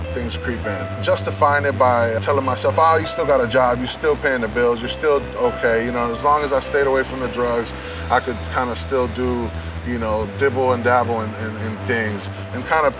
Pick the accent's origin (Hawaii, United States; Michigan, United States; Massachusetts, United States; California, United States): California, United States; San Francisco; I grew up here in San Francisco in the Mission District.